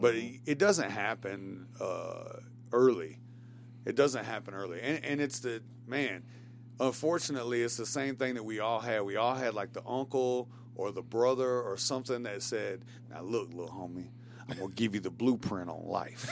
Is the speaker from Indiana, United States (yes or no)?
no; Shelbyville, Tennessee, United States; I'm from Shelbyville, Bedford County